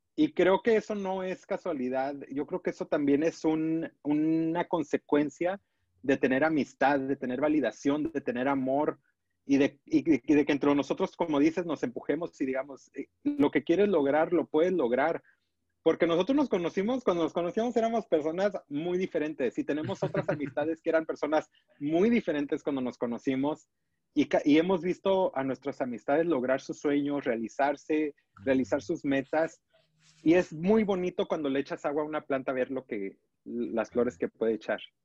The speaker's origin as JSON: {"language": "Spanish", "region": "Los Altos de Jalisco", "country": "Mexico", "said": "como persona de pueblo, de los Altos de Jalisco"}